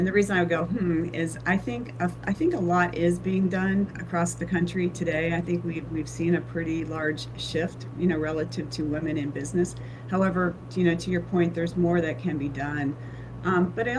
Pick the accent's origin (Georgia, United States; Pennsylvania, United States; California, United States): Pennsylvania, United States; moved away as an adult; now in Florida, United States; I grew up in Pennsylvania. I went to school and moved to Florida right out of college